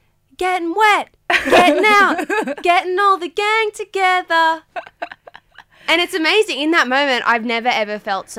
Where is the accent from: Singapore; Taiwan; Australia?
Australia; the Hunter, New South Wales; We, you know, grew up in different areas. I grew up in the Hunter, she grew up in Grafton